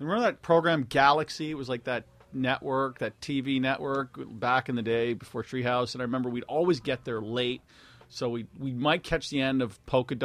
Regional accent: Halifax, Nova Scotia, Canada; accent: East Coast; moved away as an adult; now in Montreal, Canada; I grew up in Halifax all the way through school

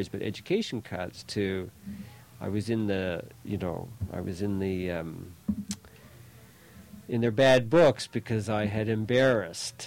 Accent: Fredericton, New Brunswick, Canada; I grew up mostly in Fredericton, in New Brunswick

